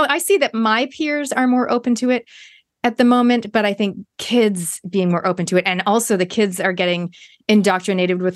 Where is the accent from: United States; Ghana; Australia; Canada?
Canada; I grew up in Canada